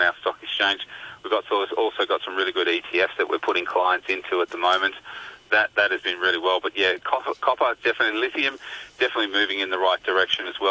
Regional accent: Australia

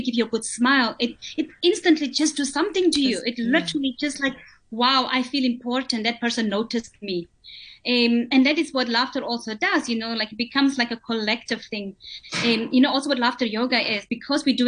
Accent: Botswana; I'm from Botswana

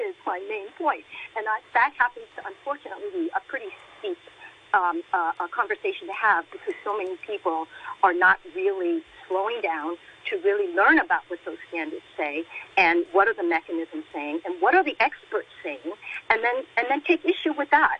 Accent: Hong Kong; I was born in Hong Kong

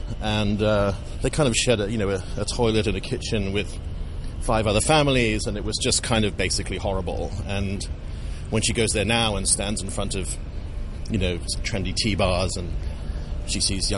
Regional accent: Hong Kong; also born or lived in New Territories; the first home I remember was Sham Shui Po Police Station. My father was the resident inspector. Before that, we lived in the New Territories.

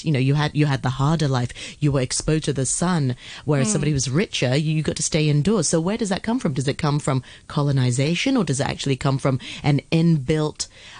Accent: Hong Kong; We've heard it growing up in Hong Kong.

